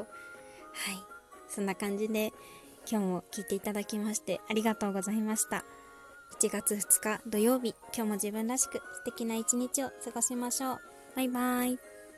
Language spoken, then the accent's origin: Japanese; Konosu, Saitama, Japan; 私の地元ですね。埼玉県鴻巣市。